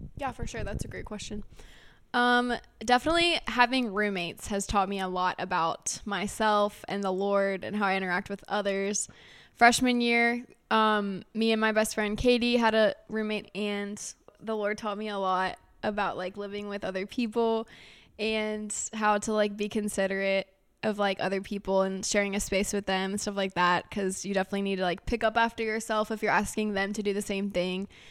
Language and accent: English; Harrisonburg, Virginia, United States; we're from Harrisonburg